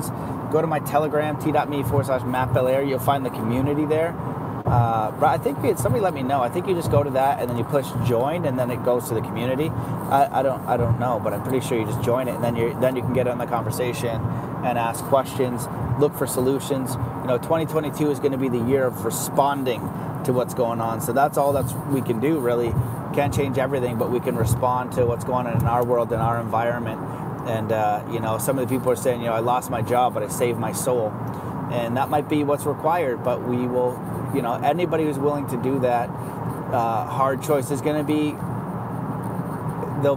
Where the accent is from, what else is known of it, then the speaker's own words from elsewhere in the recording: Canada; we're all Canadian.